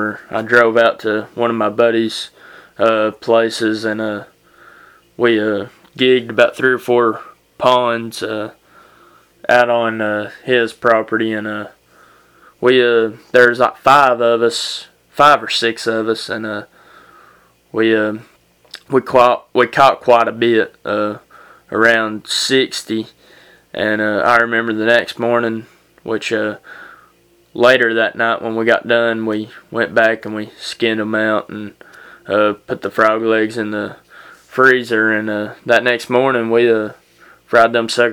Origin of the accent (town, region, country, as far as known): United States